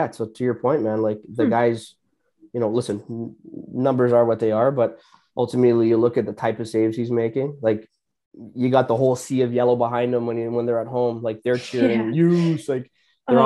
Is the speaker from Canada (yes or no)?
yes; Brampton, Ontario, Canada; growing up, I'm from Brampton, growing up in Brampton